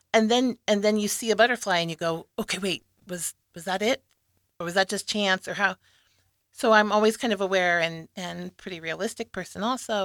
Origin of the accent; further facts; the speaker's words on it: Lincoln, Nebraska, United States; I was born and raised here in Lincoln